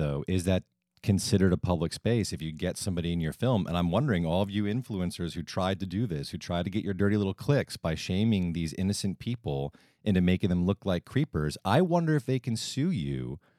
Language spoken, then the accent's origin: English; Northeast, United States; I like to use past tense. I am from the Northeast.